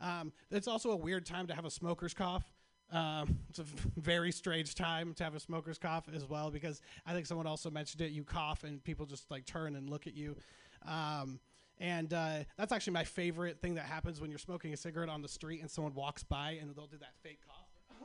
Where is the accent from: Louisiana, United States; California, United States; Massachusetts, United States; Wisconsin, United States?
California, United States; Sacramento; I'm from Sacramento. If you don't know what Sacramento is, Sacramento is our capital.